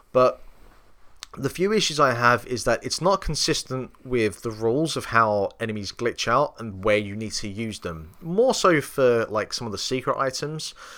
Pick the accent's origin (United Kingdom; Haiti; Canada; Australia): United Kingdom; England; me being English